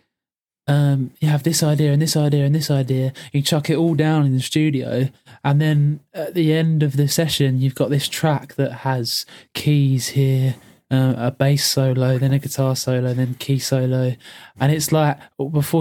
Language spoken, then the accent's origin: English; England, United Kingdom; we're just English